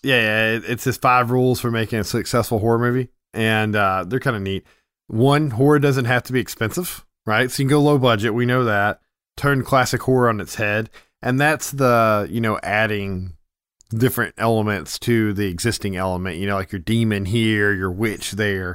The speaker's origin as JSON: {"language": "English", "town": "Memphis", "region": "Tennessee", "country": "United States", "said": "we're from Memphis"}